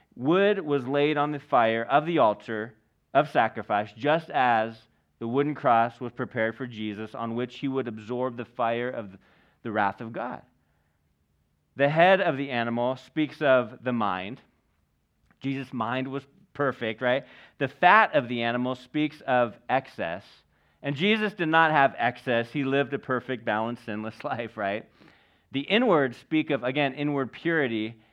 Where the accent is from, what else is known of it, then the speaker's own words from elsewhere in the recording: United States; we're American.